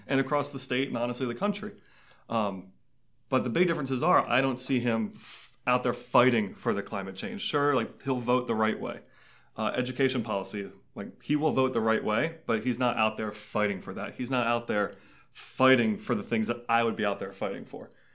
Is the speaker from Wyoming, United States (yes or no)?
no; Maryland's 6th congressional district, United States; also born or lived in Clarksburg, Maryland; I am from District Six. I went to high school at Saint John's Prospect Hall when I was there